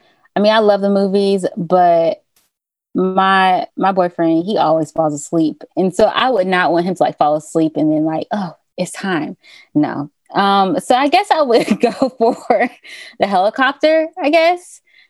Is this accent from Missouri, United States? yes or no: no; Atlanta, Georgia, United States; because I'm from Atlanta.